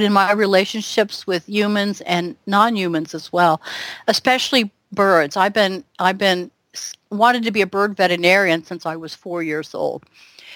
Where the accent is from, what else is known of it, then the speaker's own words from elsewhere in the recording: the South, United States; I was raised Methodist Baptist in the South.